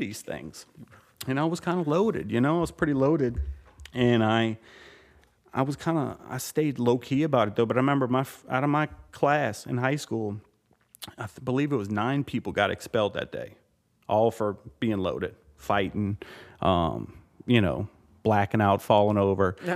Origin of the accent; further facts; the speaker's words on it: Louisiana, United States; I was born and raised in Louisiana